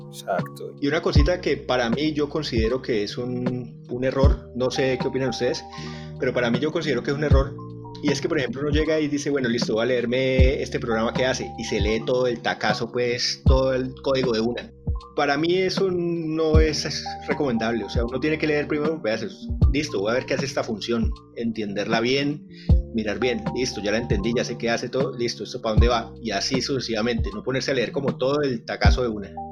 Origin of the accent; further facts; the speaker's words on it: Colombia; mi tierra querida